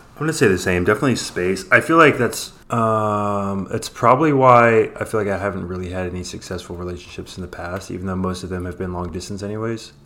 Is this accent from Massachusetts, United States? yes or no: no; Oakland, California, United States; I grew up in Oakland, which is right across the water.